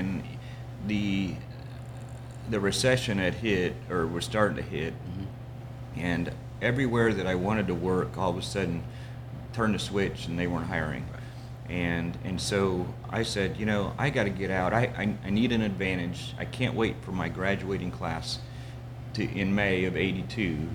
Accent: northwest Indiana, United States; now in Seven Points, United States; I grew up in Indiana. You know, snow and cold and northwest Indiana, so we were only 30 miles from Chicago, but across in the Indiana side

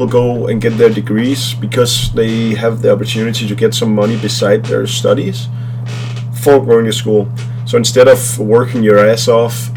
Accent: 30 minutes north of Copenhagen, Capital Region of Denmark, Denmark; English is a second language; also born or lived in Denver, Colorado, United States; we are from Denmark

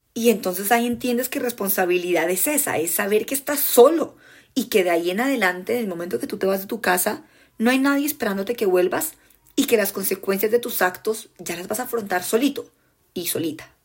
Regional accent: Colombia; accent: Colombian; en mi acento colombiano

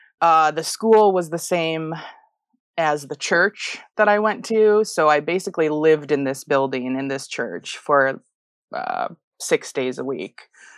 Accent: Illinois, United States; I was in a suburb of Chicago.

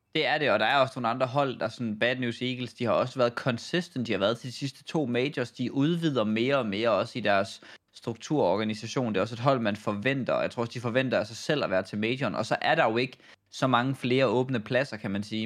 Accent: Denmark; som dansker

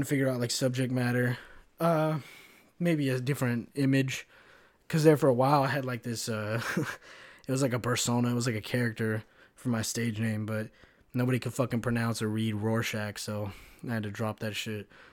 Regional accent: Kentucky, United States; moved away as an adult; also born or lived in Chicago; now in Florida, United States; when I was growing up in Kentucky

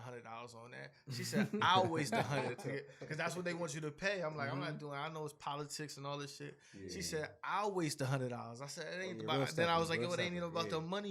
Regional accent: New London, Connecticut, United States; New London, Connecticut is where I'm from.

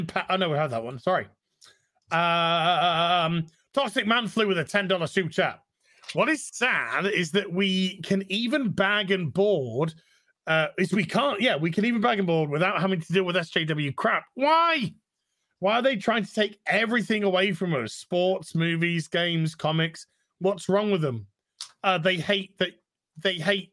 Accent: United Kingdom; being British

